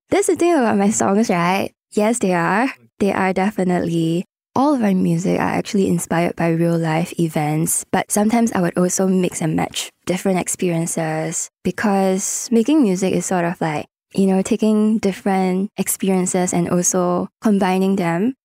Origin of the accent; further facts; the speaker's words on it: Singapore; growing up as a Singaporean